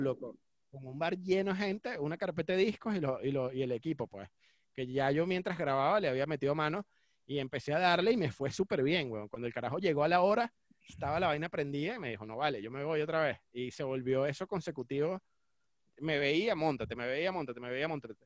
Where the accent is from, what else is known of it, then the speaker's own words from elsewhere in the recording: Cumaná, Sucre, Venezuela; now in Caracas, Venezuela; me crié en Cumaná